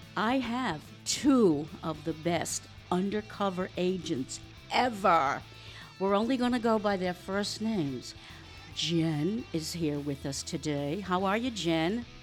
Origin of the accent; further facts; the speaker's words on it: Rhode Island, United States; I'm from Rhode Island